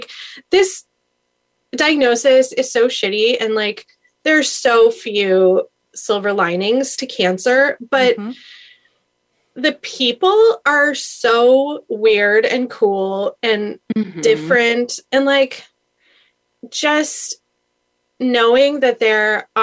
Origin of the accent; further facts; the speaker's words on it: San Diego, California, United States; I'm from San Diego